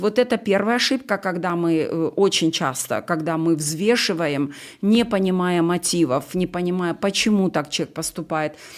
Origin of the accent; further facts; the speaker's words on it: Ukraine; я украинка